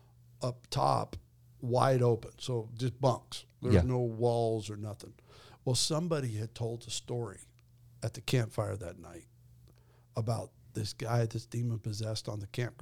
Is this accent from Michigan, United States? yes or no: no; Twin Falls, Idaho, United States; where I grew up in Idaho, in the Twin Falls.